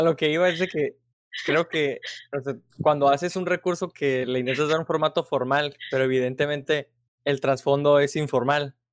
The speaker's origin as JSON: {"language": "Spanish", "country": "Mexico", "said": "como nosotros mexicanos"}